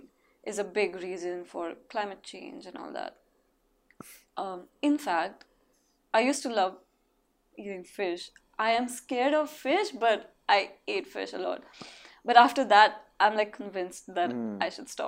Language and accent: English; India; moved away as an adult; also born or lived in Mumbai; now in Los Angeles, United States; I'm from India, and I started from nothing